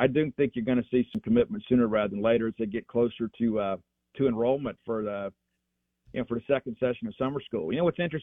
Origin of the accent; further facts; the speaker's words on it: Columbia, Mississippi, United States; I'm from Columbia, Mississippi.